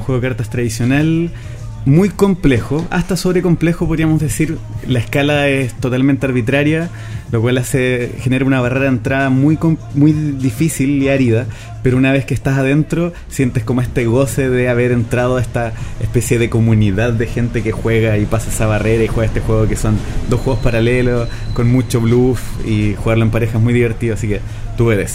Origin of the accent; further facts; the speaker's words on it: Chile; Yo soy porteño magallánico